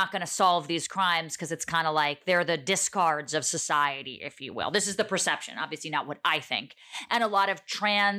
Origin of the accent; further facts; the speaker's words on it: Montclair, New Jersey, United States; I'm from Montclair, New Jersey